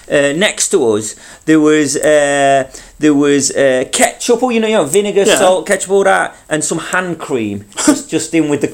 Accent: Manchester, North West England, United Kingdom; moved away; I was back in Manchester.

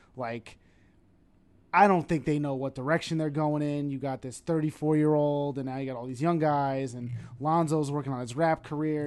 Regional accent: New York, United States; accent: New York; my New York accent

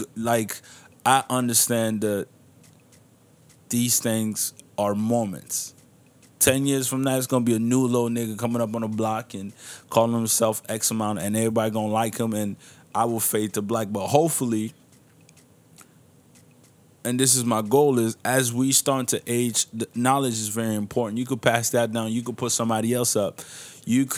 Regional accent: Niger; moved away; I'll be going back to my home country of Niger

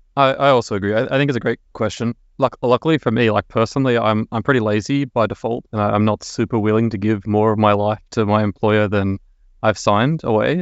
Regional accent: Sydney, New South Wales, Australia; moved away as an adult; now in Stockholm, Sweden; I'm originally from Sydney, Australia.

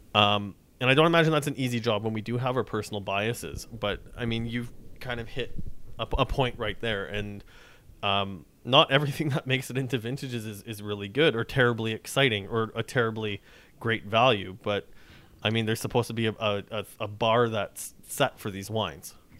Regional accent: Saskatchewan, Canada; now in Toronto, Canada; I'm from Saskatchewan

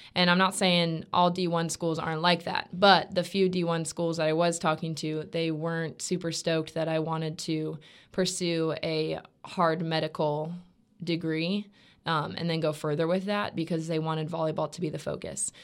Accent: Stuart, Florida, United States; also born or lived in North Georgia; I'm from Stuart, Florida, um, which is about three hours south of Gainesville

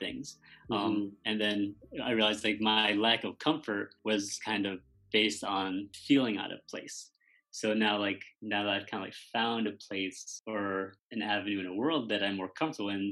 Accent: Middletown, Connecticut, United States; I was born in Connecticut

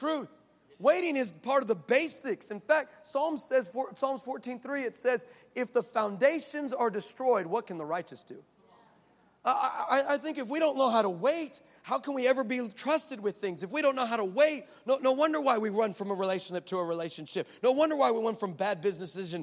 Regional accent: El Paso, Texas, United States; I'm from El Paso, the 915.

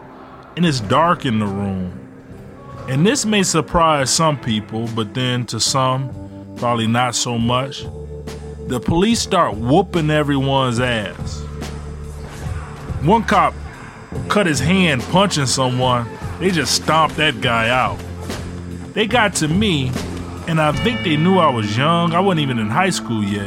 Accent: Detroit, Michigan, United States; also born or lived in Ecorse, Michigan; we moved from Detroit to Ecorse.

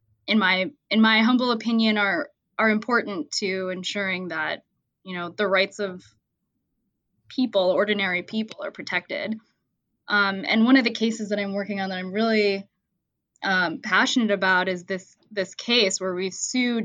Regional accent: Columbus, Ohio, United States; also born or lived in Washington, D.C.; moved back to my hometown of Columbus, Ohio

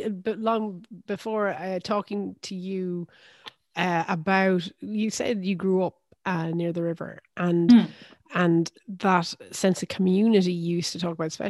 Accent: Limerick, Munster, Ireland; also born or lived in France; growing up, and even now when I say I'm from Limerick

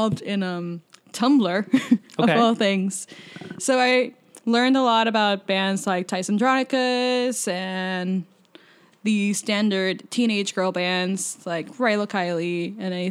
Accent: Puerto Rico; moved away as an adult; I grew up in Puerto Rico until I was 18. Then I moved to college.

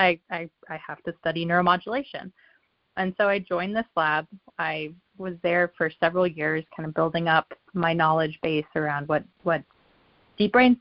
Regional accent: Colorado, United States; moved away; I'm from Colorado

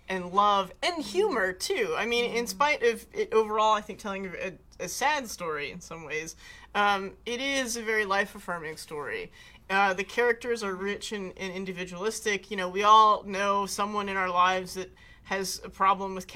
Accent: New Jersey, United States; I am from New Jersey

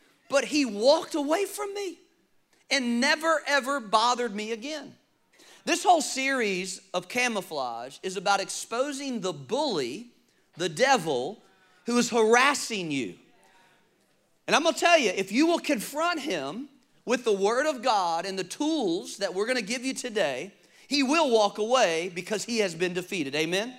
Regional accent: Richmond, Virginia, United States; I grew up in Richmond, Virginia. Many of you know that.

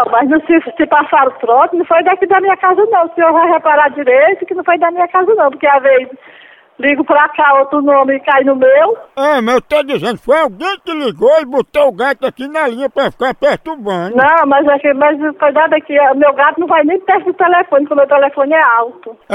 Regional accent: Sumaré, São Paulo, Brazil; Eu sou de Sumaré. Manda um beijo pro Sumaré.

